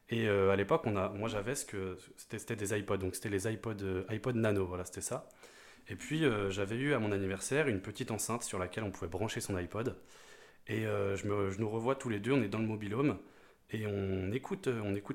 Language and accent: French; Rennes, Brittany, France; je suis rennais, breton de, naissance, j'habite à Patonne.